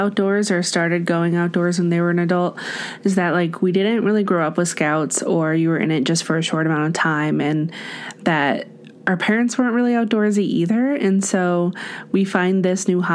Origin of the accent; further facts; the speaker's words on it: Central Illinois, United States; now in Colorado, United States; I grew up in Central Illinois